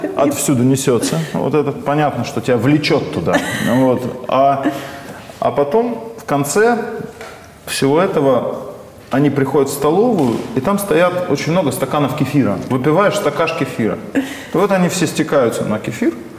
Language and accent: Russian; North Caucasus, Russia; я сам с Северного Кавказа